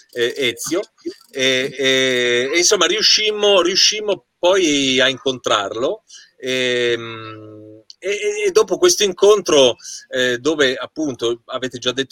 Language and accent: Italian; Certosa di Pavia, Lombardy, Italy; io sono di Certosa di Pavia, che è